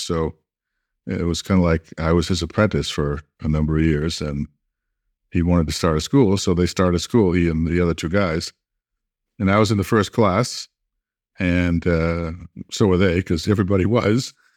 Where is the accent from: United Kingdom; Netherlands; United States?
United States; Massachusetts; I'm from Massachusetts